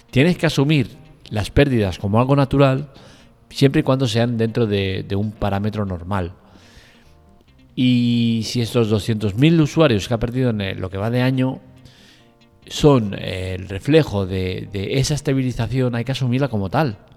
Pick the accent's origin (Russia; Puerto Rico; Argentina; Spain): Russia; me como el marrón de censura por todos lados porque soy ruso.